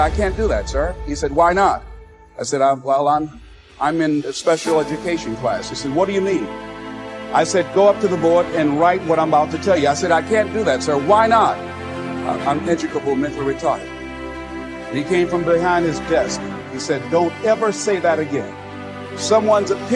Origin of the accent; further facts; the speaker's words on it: Miami, Florida, United States; I was born in Liberty City on a floor on 62nd Street, a twin brother and me